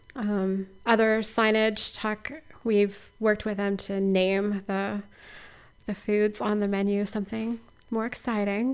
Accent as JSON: {"language": "English", "region": "Missouri", "country": "United States", "tie": "born or raised there", "moved": "yes", "lives_now": "Iowa, United States", "said": "I'm a transplant. I grew up in Missouri"}